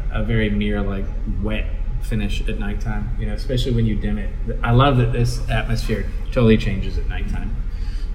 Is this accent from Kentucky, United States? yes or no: yes; Louisville, Kentucky, United States; born or raised there